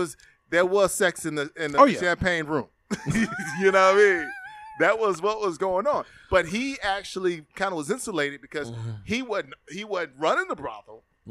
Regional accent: Memphis, Tennessee, United States; also born or lived in Illinois; When I was a kid growing up in North Memphis

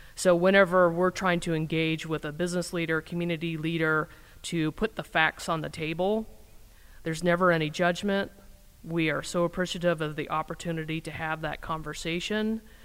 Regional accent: Indiana, United States; moved away as an adult; also born or lived in Wisconsin; now in Madison, United States; I grew up in Indiana

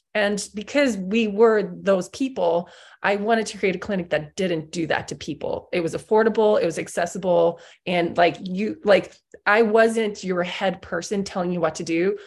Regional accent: South Africa; I grew up in South Africa

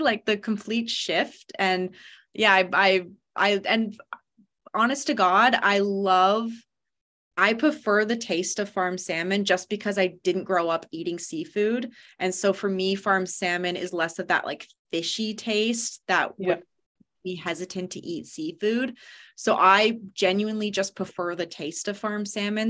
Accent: London, Ontario, Canada; moved away as an adult; also born or lived in Halifax, Nova Scotia / Prince Rupert, British Columbia; now in British Columbia, Canada; I'm from London, Ontario originally.

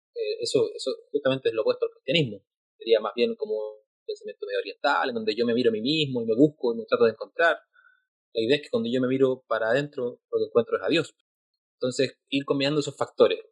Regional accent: Chile; Yo soy de Chile

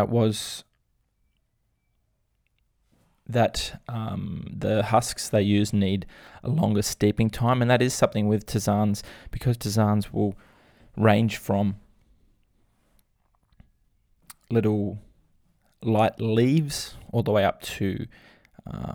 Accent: North Queensland, Australia; I'm from North Queensland myself

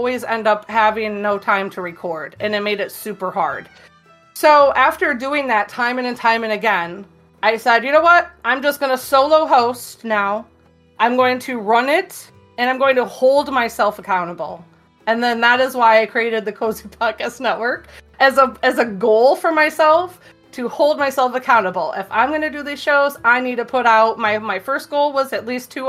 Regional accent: Michigan, United States; I'm from Michigan

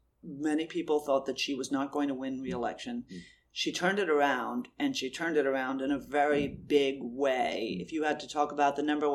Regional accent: United States; As an American

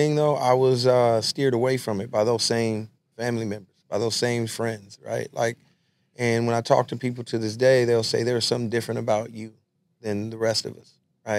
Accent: Los Angeles, California, United States; I went to Trinity Street Elementary School. I grew up on San Pedro and King Boulevards in L.A. That was my area, and Trinity was right there.

